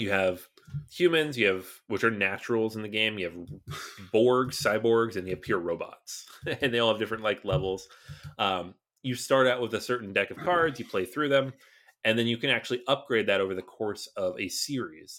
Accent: Seattle, Washington, United States; I grew up in Seattle

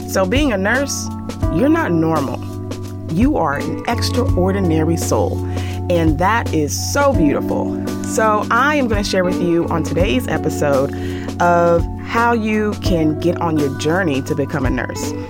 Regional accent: Nigeria; I'm Nigerian and my parents are, I want you to be a doctor.

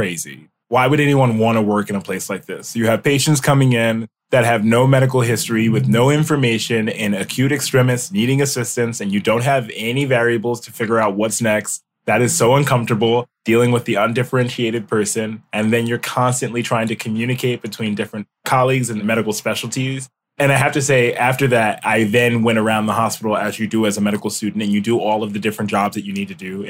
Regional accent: Mount Vernon, New York, United States; moved away as an adult; also born or lived in Binghamton, New York; now in Los Angeles, United States; I'm from New York. I grew up in Westchester, New York, in a small community called Mount Vernon.

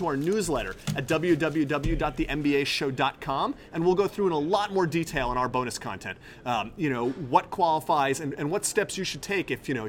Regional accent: West Hartford, Connecticut, United States; be headed down to my hometown of West Hartford, Connecticut. I will be in the WH, rocking it out for Passover.

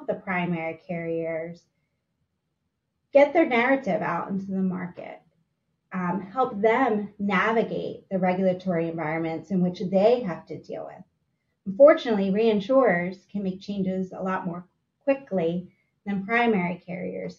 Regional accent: Philadelphia, Pennsylvania, United States; As a Philadelphian

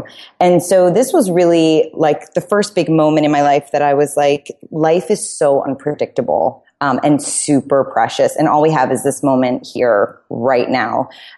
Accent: New York City, New York, United States; But I grew up in New York City.

